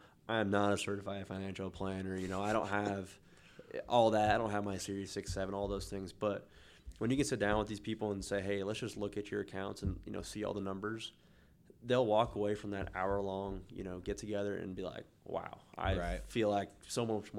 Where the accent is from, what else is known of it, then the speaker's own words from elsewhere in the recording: Newton, United States; I'm from Newton, so I'm a country music kind of guy, but I'll go all over the place.